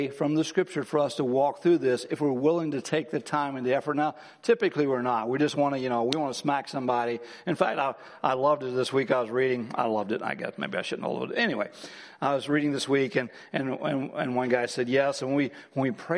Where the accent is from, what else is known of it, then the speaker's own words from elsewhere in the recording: Midwest, United States; I grew up in the Midwest.